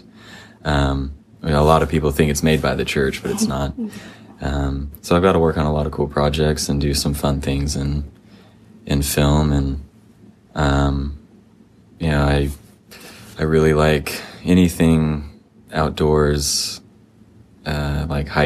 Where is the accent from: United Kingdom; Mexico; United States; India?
United States; Stephenville, Texas; moved away as an adult; also born or lived in Santiago, Chile / Provo, Utah; now in Utah, United States; I was born in Utah, but we moved to Texas when I was six. So I grew up in Texas, in a town called Stephenville.